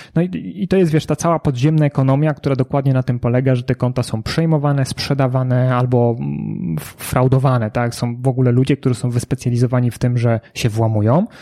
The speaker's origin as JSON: {"language": "Polish", "town": "Kraków", "region": "Lesser Poland", "country": "Poland", "said": "ja jestem z Krakowa"}